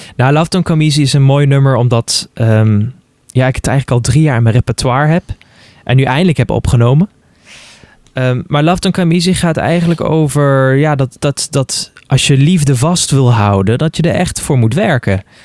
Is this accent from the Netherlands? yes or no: yes; Netherlands; now in Luxembourg; Ik ben gewoon, ben gewoon Nederlander